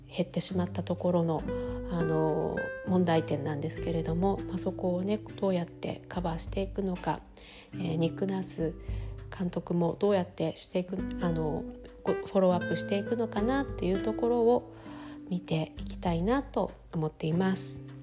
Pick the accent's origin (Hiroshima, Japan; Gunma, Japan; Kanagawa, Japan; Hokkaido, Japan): Hokkaido, Japan; Sapporo; now in New York, United States; 私は札幌出身でうちの両親とも札幌に住んでいます